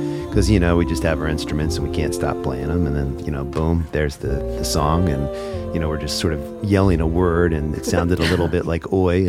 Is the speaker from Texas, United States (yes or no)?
no; Philadelphia, Pennsylvania, United States; I grew up in the Philadelphia area